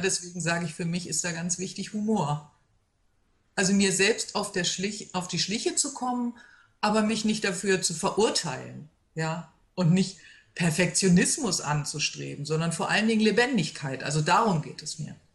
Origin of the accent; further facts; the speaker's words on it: Hanover, Lower Saxony, Germany; ich komme aus Hannover